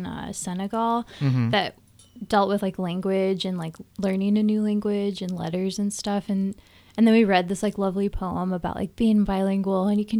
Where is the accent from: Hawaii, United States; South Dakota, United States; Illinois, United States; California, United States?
Illinois, United States; northwest suburbs of Chicago; also born or lived in Arlington Heights / Prospect Heights / Mount Prospect / Champaign; I grew up in several of the sort of like northwest suburbs.